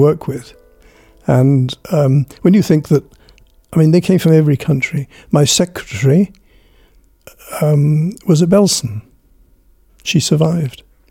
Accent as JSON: {"language": "English", "region": "North Wales", "country": "United Kingdom", "tie": "born or raised there", "also_born_or_lived": "Israel", "moved": "as an adult", "lives_now": "Franklin, Tasmania, Australia", "said": "I was born in 1939 in North Wales"}